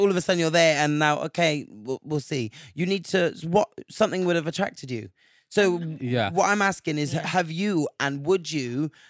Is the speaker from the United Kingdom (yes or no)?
no; Nigeria; I'm Nigerian, so I love egusi soup.